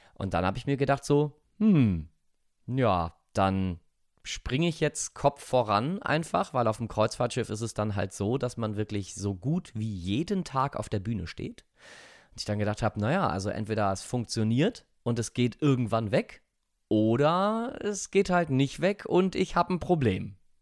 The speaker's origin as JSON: {"language": "German", "region": "Rhineland", "country": "Germany", "said": "ich bin Rheinländer."}